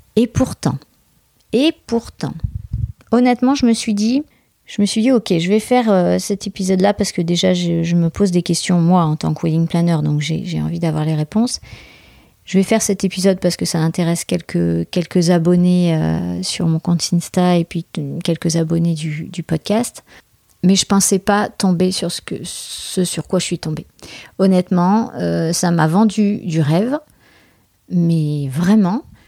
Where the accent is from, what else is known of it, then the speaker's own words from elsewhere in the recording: France; je suis française